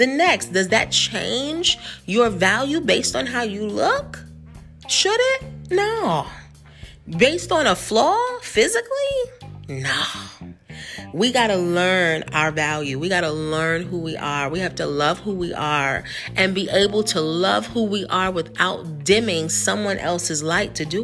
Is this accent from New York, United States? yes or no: yes; New York, United States; moved away; I'm from New York